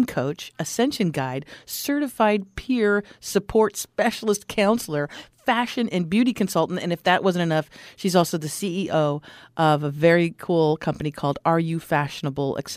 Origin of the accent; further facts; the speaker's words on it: Los Angeles, California, United States; I'm from the Los Angeles area. Back in the 60s, I was born in this crazy town